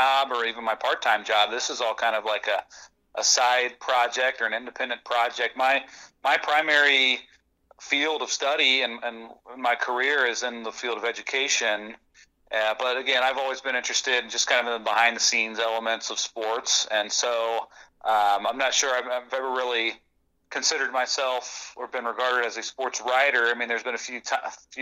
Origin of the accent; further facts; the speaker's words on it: Southwest Ohio, United States; I grew up in Southwest Ohio